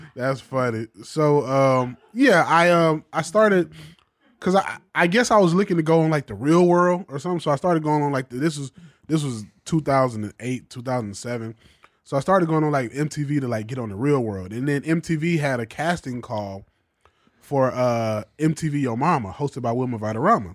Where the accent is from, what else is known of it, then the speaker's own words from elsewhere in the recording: Macon, Georgia, United States; moved away as an adult; now in Los Angeles, United States; I grew up in Macon, Georgia